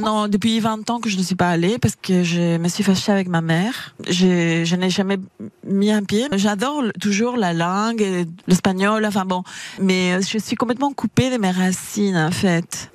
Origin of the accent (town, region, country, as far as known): Argentina; French is a second language; now in France